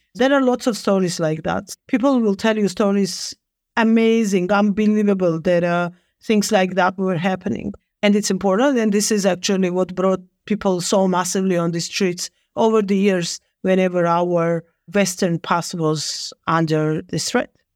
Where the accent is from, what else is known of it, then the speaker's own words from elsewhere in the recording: Georgia; I was born in Soviet Georgia. I've graduated my high school still in the Soviet Union.